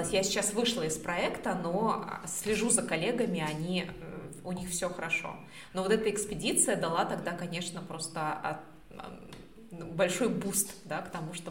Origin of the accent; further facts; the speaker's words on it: Australia; вообще я с Австралии